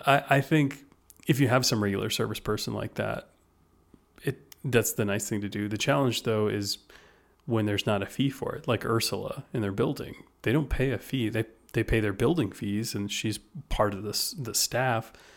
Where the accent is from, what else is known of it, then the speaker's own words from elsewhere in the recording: United States; I'm an American